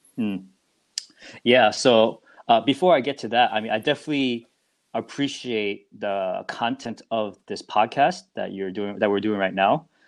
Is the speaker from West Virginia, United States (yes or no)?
no; New Jersey, United States; I'm actually from New Jersey